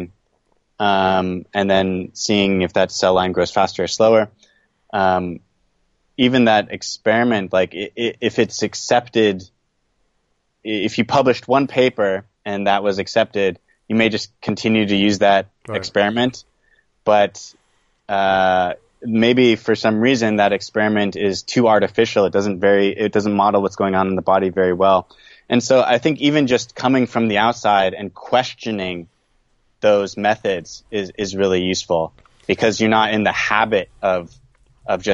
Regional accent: California, United States; moved away as an adult; also born or lived in East Coast of the U.S. / Taiwan; now in Japan; I'm from California, born on the East Coast of the U.S.

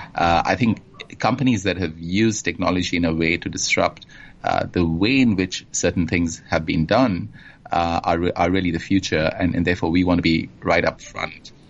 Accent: Kolkata, West Bengal, India; also born or lived in England; now in Singapore; I was born and grew up uh, in India in, um, in a city called Calcutta on the eastern coast, and uh, sort of spent my formative years there.

